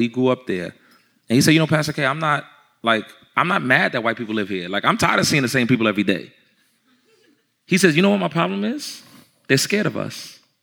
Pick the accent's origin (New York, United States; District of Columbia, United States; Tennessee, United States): New York, United States; I'm from New York. I'm from where it started at.